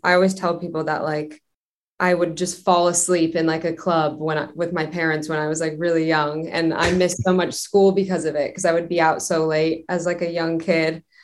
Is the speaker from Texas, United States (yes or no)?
no; Westlake Village, California, United States; also born or lived in North Hollywood, Los Angeles; I grew up in the suburbs about 30 minutes from Los Angeles in a town called Westlake Village